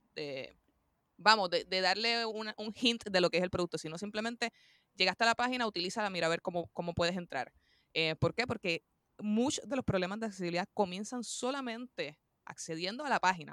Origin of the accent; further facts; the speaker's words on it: Puerto Rico; soy de Puerto Rico, la isla del encanto, como le decimos por ahí